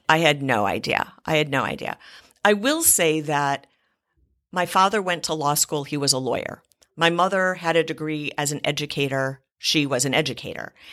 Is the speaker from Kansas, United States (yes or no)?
no; Cleveland, Ohio, United States; I grew up in Cleveland, Ohio